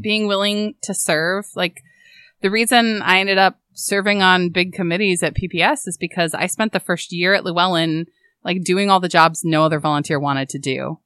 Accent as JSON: {"language": "English", "region": "Oregon", "country": "United States", "tie": "born or raised there", "said": "I grew up in Oregon"}